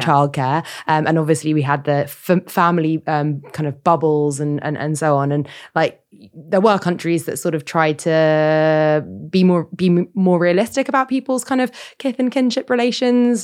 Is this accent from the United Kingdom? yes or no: yes; Sutton, London, United Kingdom; I grew up in Sutton